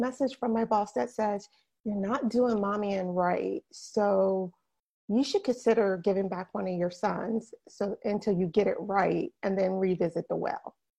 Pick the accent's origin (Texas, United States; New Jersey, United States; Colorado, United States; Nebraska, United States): New Jersey, United States; now in West Palm Beach, United States; I am from New Jersey. Born and bred New Jersey girl all the way.